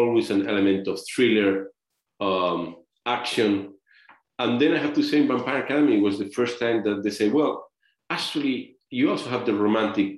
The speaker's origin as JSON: {"language": "English", "country": "Spain", "moved": "yes", "said": "I'm from Spain"}